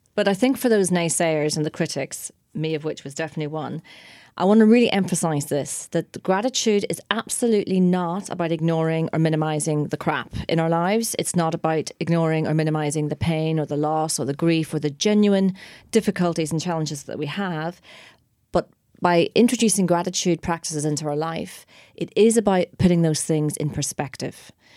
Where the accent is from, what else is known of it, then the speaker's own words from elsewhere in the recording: Ireland; we're Irish as well